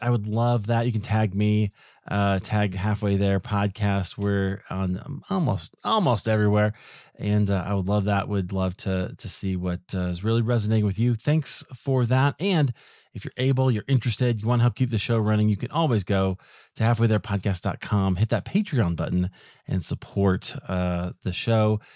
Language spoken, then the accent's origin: English; Iowa, United States; now in Denver, United States; I grew up in Iowa